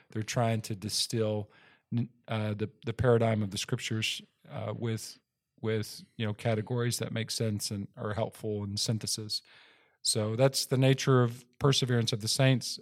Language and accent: English; Texas, United States; I grew up in Texas